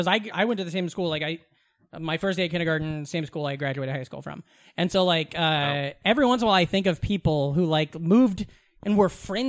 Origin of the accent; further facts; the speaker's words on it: Glenwood, Iowa, United States; also born or lived in Des Moines, Iowa; now in New York, United States; growing up in Southwest Iowa